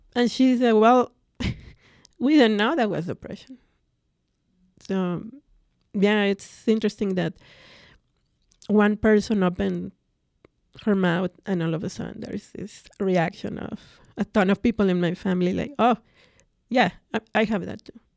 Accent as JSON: {"language": "English", "region": "Mexico City", "country": "Mexico", "tie": "born or raised there", "first_language": "Spanish", "second_language": "English", "moved": "as an adult", "said": "growing up in Mexico, I come from a very large family."}